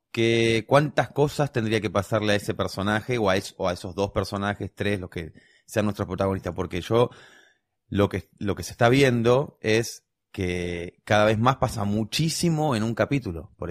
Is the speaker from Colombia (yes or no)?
yes; Colombia